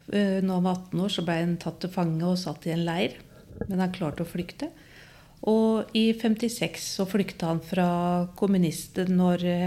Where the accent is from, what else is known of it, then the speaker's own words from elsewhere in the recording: Skien, Telemark, Norway; jeg vokste opp på Gråtamoen i Skien